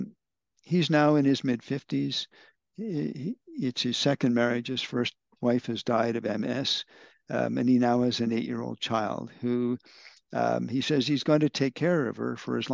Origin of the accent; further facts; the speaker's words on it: Canada; now in India; as a Canadian